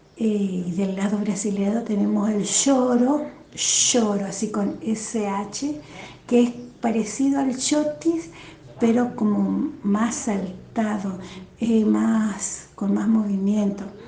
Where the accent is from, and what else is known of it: Posadas, Misiones, Argentina; born or raised there; accent: tonadita (sounds Paraguayan); also born or lived in Mercedes, Corrientes / Oberá, Misiones